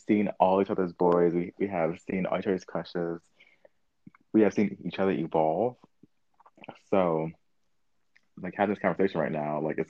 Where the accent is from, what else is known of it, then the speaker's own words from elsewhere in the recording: Ohio, United States; I am from Ohio